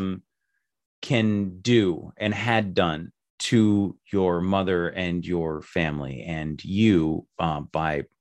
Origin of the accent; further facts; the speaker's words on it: Las Vegas, Nevada, United States; I grew up in Las Vegas